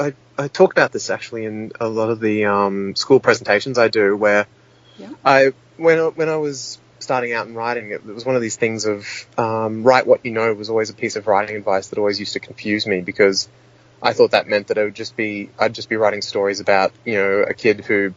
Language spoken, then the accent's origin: English; Sydney, New South Wales, Australia; I remember being 6 years old and playing on a playground growing up in Sydney.